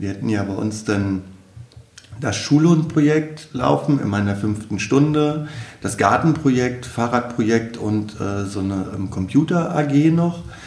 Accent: Wolfenbüttel, Lower Saxony, Germany; also born or lived in Celle; Ich komme ja ursprünglich aus Wolfenbüttel

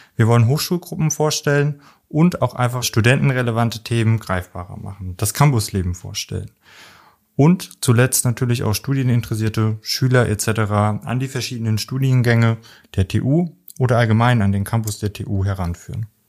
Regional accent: near Homburg, Saarland, Germany; moved away; ich komme ursprünglich aus dem Saarland in der Nähe von Homburg

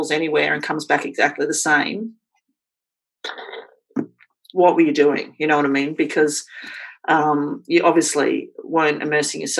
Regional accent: Queensland, Australia; born there; I was born in Queensland.

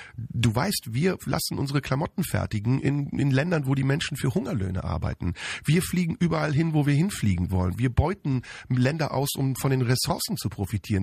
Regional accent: Turkey; now in Germany; als ehemaliger Türke

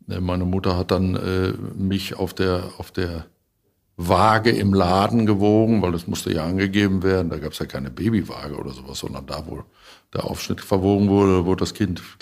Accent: Rheda-Wiedenbrück, North Rhine-Westphalia, Germany; Reda-Wiedenbrück ist meine Heimat

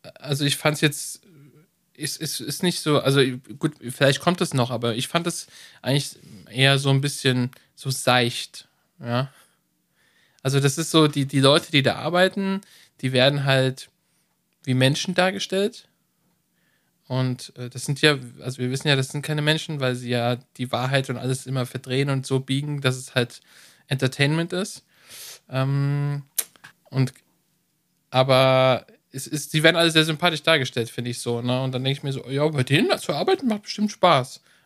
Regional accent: Germany; bei uns in Deutschland

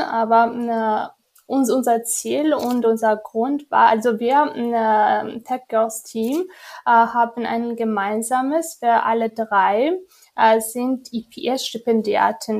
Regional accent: Georgia; German is a second language

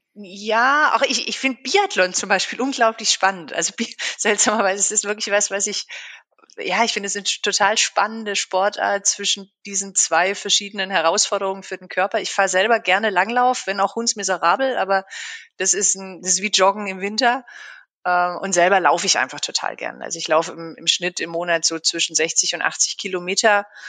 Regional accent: Black Forest, Baden-Württemberg, Germany; moved away as an adult; also born or lived in Freiburg; now in Berlin, Germany; Und bin eigentlich gebürtige Schwarzwälderin.

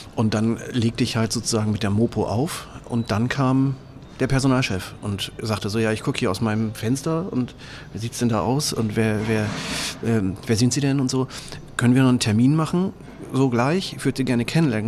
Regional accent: Oldenburg, Lower Saxony, Germany; Ich ähm, bin aus dem schönen äh, Oldenburg, ähm, in Oldenburg, also nicht das, was hier in Schleswig-Holstein ist

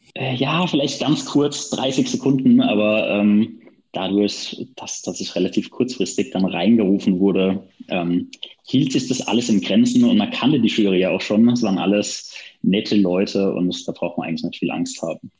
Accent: Friesheim, North Rhine-Westphalia, Germany; aus meiner Heimat hier in Friesheim

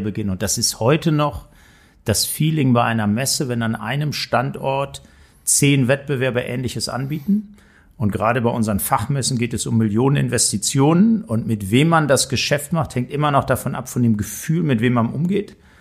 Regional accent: Hamm, North Rhine-Westphalia, Germany; also born or lived in Frankfurt; now in Hanover, Germany; Ich bin also groß geworden in Hamm. Das ist ja. noch Ruhrgebiet, westliche Teil des Potts. Ich kann also auch Dortmund ohne R sagen

